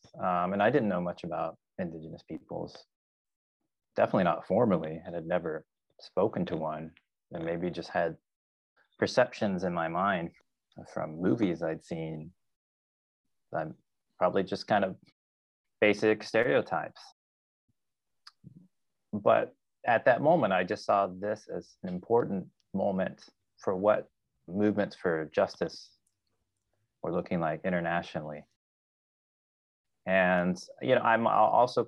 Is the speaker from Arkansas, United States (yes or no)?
yes; Arkansas, United States; moved away as an adult; also born or lived in California; grew up in a very rural area of Arkansas in the 1980s